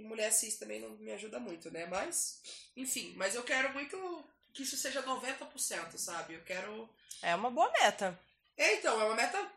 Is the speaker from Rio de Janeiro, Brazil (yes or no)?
no; Maranhão, Brazil; Ah, ah, eu sou do Maranhão.